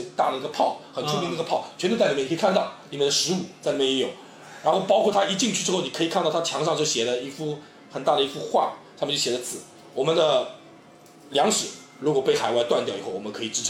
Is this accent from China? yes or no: yes; China; 我们我们就我们中国人很很敏感